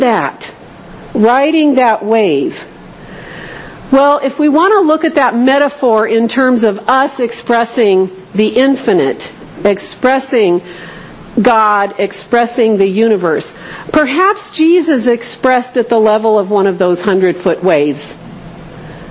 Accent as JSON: {"language": "English", "region": "Southern California", "country": "United States", "tie": "born or raised there", "said": "I grew up in Southern California"}